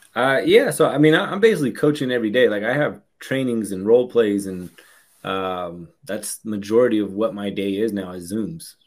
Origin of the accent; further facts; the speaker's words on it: San Francisco Bay Area, California, United States; I'm from uh, the San Francisco Bay Area, um, and uh, I've been here for my entire life